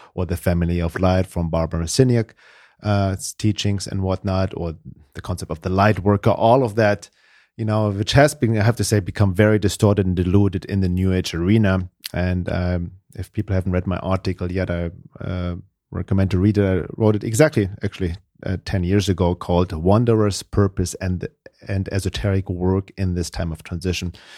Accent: Germany; English is a second language; moved away as an adult; now in United States; originally from Germany. I guess my accent gives it away, but I've been living in the U S for almost thirty years now.

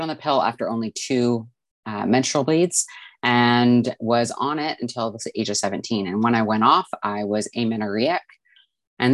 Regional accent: Vancouver, British Columbia, Canada; I'm from Vancouver, British Columbia, Canada

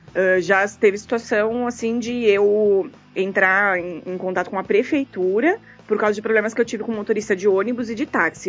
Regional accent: São Paulo, Brazil; moved away; Eu sou de São Paulo, eu, moro, eu tirei minha carteira em São Paulo

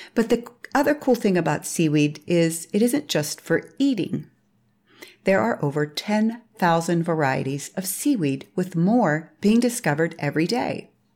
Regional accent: Pittsburgh, Pennsylvania, United States; I was raised in Pittsburgh, Pennsylvania during the sixties and seventies

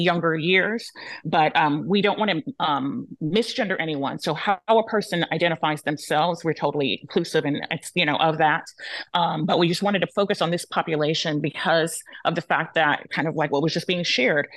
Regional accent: United States; My um, heritage is Yoruba and Cabo Verdeano. My, I was born here in the United States

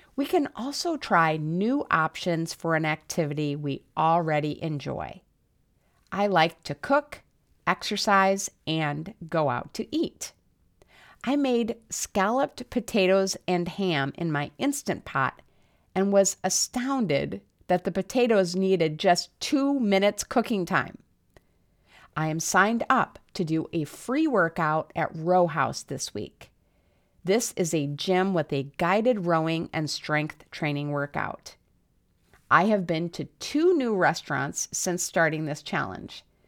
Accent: South Dakota, United States; moved away; I grew up in South Dakota, where the cold and snow had a profoundly negative effect on my mood

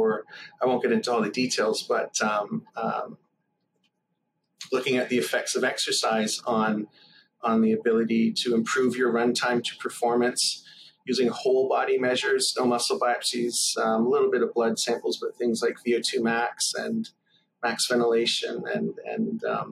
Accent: small towns outside of Toronto, Ontario, Canada; I grew up in a few small towns outside of Toronto, usually within an hour

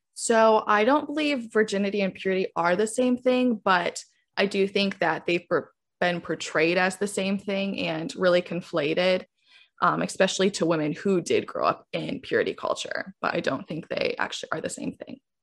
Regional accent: Southwest Michigan, United States; now in New York City, United States; I grew up in Southwest Michigan, um, in, like, a very Christian hometown

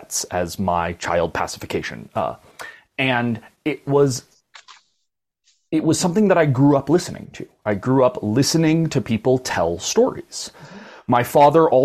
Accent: Boulder, Colorado, United States; I was born in Boulder, Colorado

